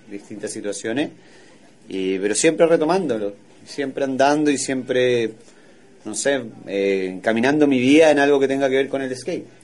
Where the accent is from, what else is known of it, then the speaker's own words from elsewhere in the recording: Santiago, Santiago Metropolitan Region, Chile; Yo soy de Santiago de Chile, la capital.